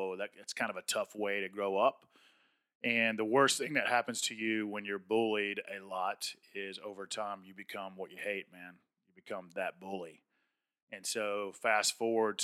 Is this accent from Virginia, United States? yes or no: no; Atlanta, Georgia, United States; I grew up in South Atlanta in a good blue-collar, hardworking part of the state of Georgia